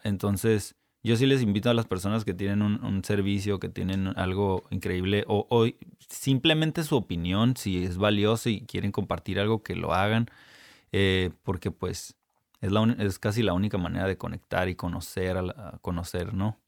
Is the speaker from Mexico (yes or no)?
yes; Ensenada, Baja California, Mexico; also born or lived in United States / South America; now in Tijuana, Mexico; Yo nací aquí en Tijuana, me crié en Ensenada hasta los 17 años